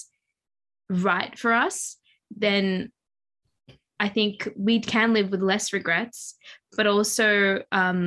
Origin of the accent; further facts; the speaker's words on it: Mauritius; moved away; I'm from Mauritius